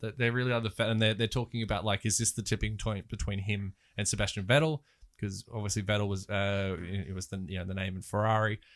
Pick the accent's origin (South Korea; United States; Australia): Australia; as an Australian